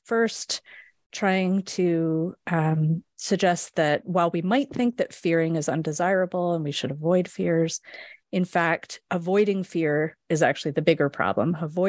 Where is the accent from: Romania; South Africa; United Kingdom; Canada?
Canada; West Coast; So I grew up in Canada, on the west coast of Canada.